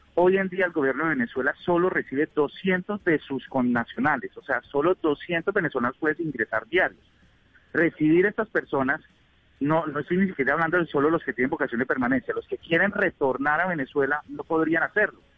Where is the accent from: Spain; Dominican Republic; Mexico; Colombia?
Colombia; los colombianos cuando nos tildaban de narcotraficantes y ladrones